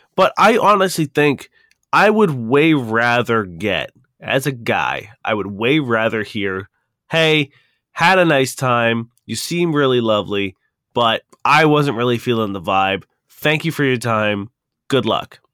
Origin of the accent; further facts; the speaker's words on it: Toronto, Ontario, Canada; we're from Toronto